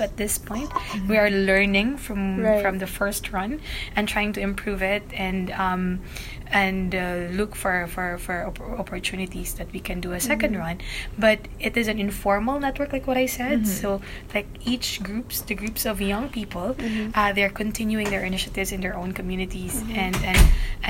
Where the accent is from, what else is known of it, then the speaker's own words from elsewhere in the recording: Philippines; I am from the Philippines, and I'm living in Iligan City